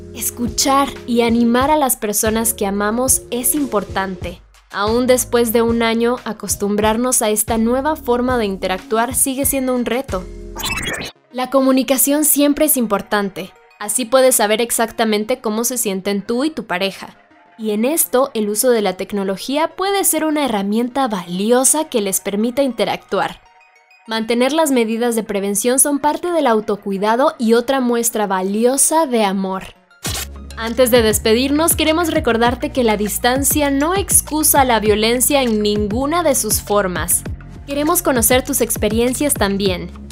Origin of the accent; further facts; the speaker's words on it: El Salvador; soy del Salvador